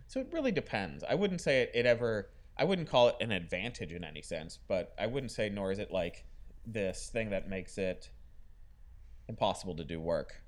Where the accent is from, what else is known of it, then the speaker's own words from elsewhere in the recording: Florida, United States; growing up in Florida